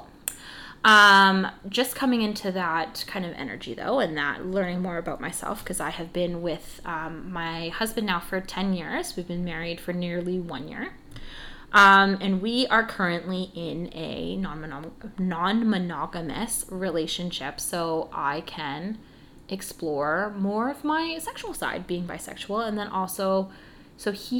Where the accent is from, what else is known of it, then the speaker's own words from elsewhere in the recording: Canada; We're Canadian